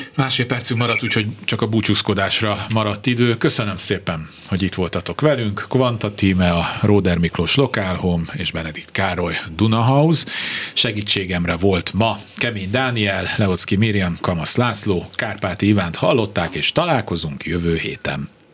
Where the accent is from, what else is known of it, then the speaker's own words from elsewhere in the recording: Budapest, Hungary; Bemrakpart, ott nőttem fel.